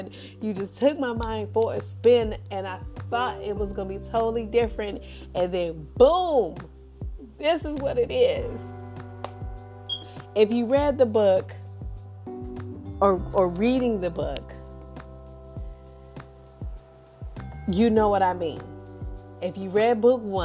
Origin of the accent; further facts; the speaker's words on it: Cleveland, Ohio, United States; also born or lived in Houston, Texas; I'm a Cleveland girl. I was raised in Cleveland, born in Houston, raised in Cleveland.